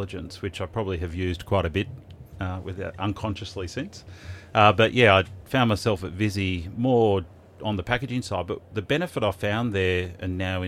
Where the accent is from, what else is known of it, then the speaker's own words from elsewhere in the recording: Melbourne, Victoria, Australia; I grew up in Melbourne, so always been in Melbourne